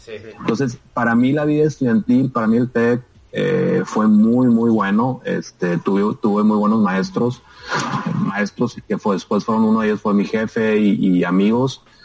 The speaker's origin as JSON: {"language": "Spanish", "town": "Hermosillo", "region": "Sonora", "country": "Mexico", "tie": "born or raised there", "also_born_or_lived": "Morelia, Michoacán / Monterrey, Nuevo León / Tucson, Arizona", "moved": "as an adult", "said": "Yo soy de Hermosillo. Bueno, mucha gente no sabe, pero yo nací en Morelia, Michoacán, y como al año y medio mis papás se fueron a vivir a Hermosillo."}